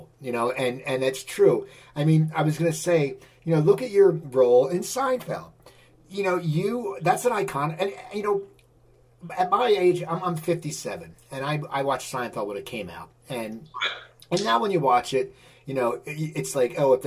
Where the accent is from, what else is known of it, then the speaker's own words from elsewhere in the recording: New Jersey, United States; growing up in New Jersey